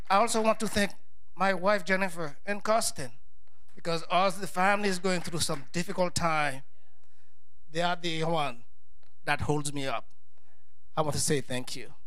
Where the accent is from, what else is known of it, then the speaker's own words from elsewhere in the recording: Haiti; moved away; I'm from Haiti.